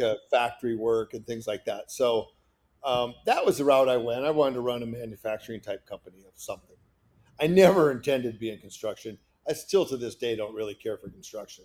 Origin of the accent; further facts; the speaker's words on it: Kanawha, Iowa, United States; I grew up in northern Iowa